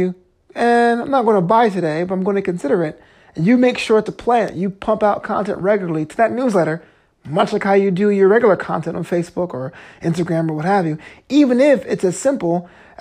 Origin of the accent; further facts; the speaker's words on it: New York, United States; now in Los Angeles, United States; I'm from New York